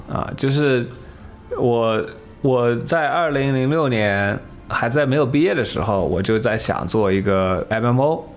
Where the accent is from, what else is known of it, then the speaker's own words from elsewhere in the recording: China; moved away; 我是个中国人